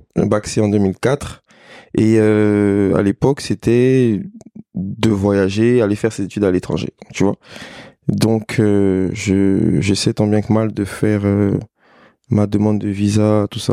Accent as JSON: {"language": "French", "region": "Abidjan", "country": "Côte d’Ivoire", "tie": "born or raised there", "said": "je suis né à Abidjan. J'ai grandi à Abidjan"}